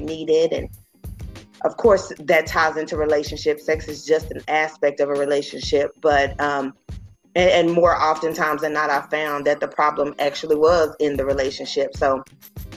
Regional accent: Dallas-Fort Worth area, Texas, United States; I come from the Dallas-Fort Worth area

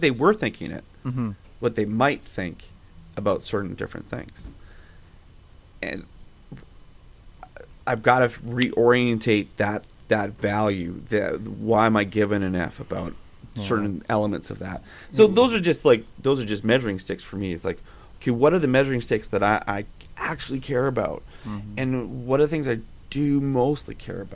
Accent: Calgary, Alberta, Canada; also born or lived in Sherwood Park; I grew up in Calgary, moved to Sherwood Park

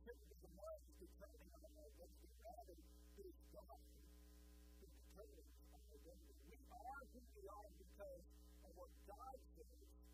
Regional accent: Texas, United States; also born or lived in Houston; I grew up in Texas

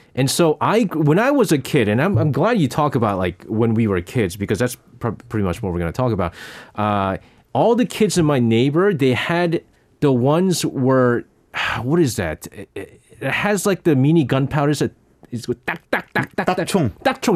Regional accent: New York City, New York, United States; now in Seoul, South Korea; But I grew up in my childhood in New York City.

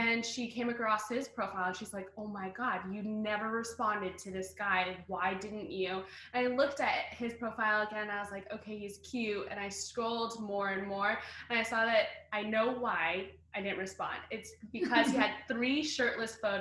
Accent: Bay Area, California, United States; moved away as an adult; also born or lived in Boston; I am originally from California

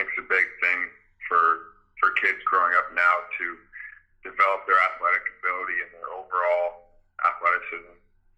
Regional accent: Windsor, Ontario, Canada; moved away as an adult; now in Michigan, United States; I grew up in Devonshire Heights area, okay. Windsor, right around Devonshire Mall.

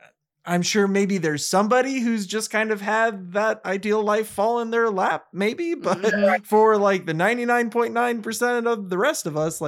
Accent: Florida, United States; moved away; We're from Florida. It's just the wild west.

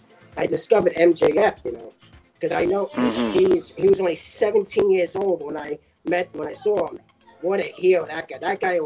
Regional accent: Mexico; I'm from Mexico. Lucha Libre.

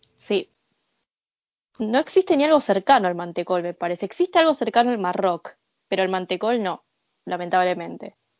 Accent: Argentina; moved away as an adult; also born or lived in Japan; now in Tokyo, Japan; fui criada en Sudamérica

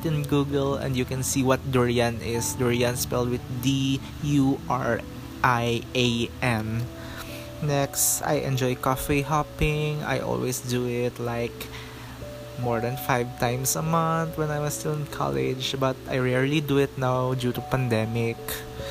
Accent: Philippines; we are Filipino

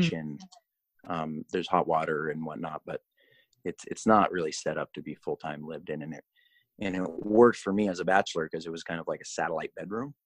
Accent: Colorado, United States; I grew up in Colorado.

